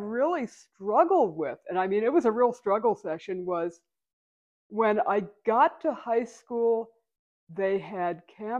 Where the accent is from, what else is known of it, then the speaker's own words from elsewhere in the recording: Pennsylvania, United States; moved away; also born or lived in Arizona; growing up in Pennsylvania. Like at 8 years old, we moved to the woods.